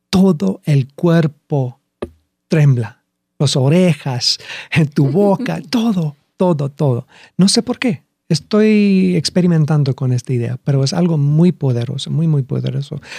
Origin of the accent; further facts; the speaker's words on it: Lima, Peru; Bueno, crecí en Lima. crecí siete años en Lima.